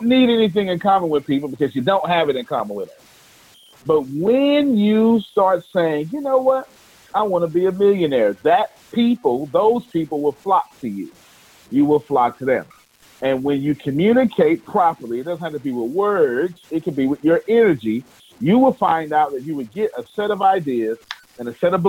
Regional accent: Texas, United States; I'm from Texas

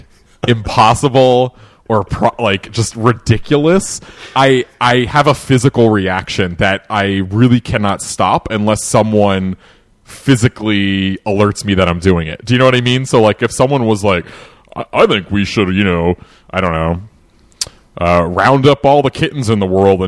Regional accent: New England, United States; I was born and raised in New England

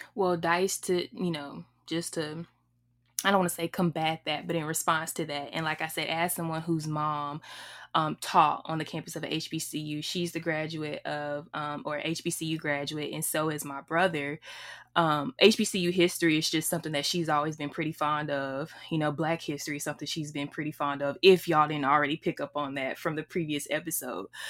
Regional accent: Alabama, United States; I'm from Alabama

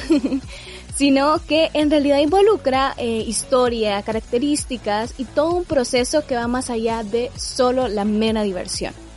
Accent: El Salvador; a nosotros mismos como sociedad salvadoreña

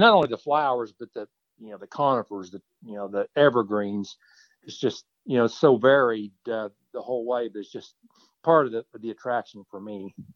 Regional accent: Kansas, United States; I'm from Kansas

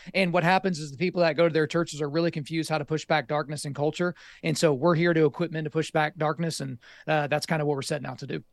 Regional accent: Oklahoma, United States; I grew up in Oklahoma

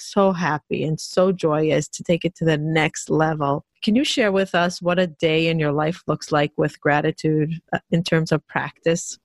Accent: Israel; I grew up in Israel

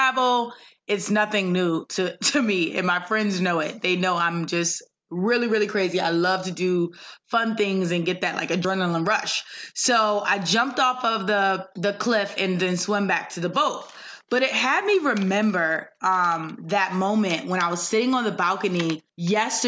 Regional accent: Windsor, Connecticut, United States; moved away; also born or lived in Hartford, Connecticut; I'm from Hartford, Connecticut, and grew up in Windsor

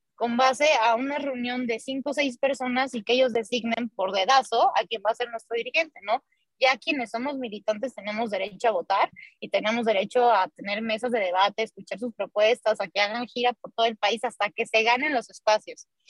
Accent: Mexico; en nuestro país

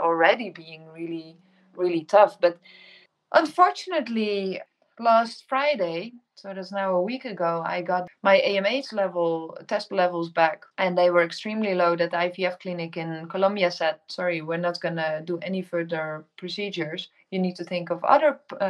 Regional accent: Netherlands; first language Dutch; English is a second language; moved away as an adult; also born or lived in Indonesia; I'm originally from the Netherlands.

